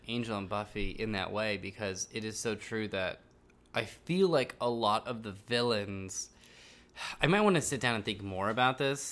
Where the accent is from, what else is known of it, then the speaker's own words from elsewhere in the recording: Silicon Valley, California, United States; when I was a kid growing up in Silicon Valley